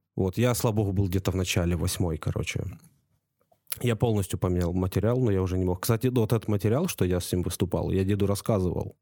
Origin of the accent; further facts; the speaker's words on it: Ukraine; now in Estonia; я из Украины